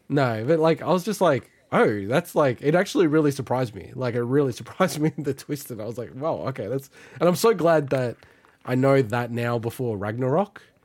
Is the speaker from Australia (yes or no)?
yes; Australia; as an Australian